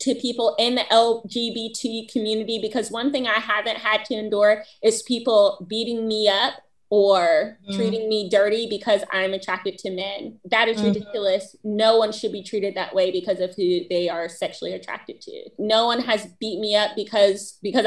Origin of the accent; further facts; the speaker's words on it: the South, United States; I'm from the South.